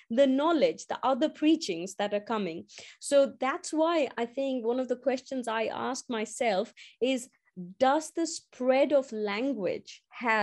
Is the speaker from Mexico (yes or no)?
no; India; moved away; as I grew up in India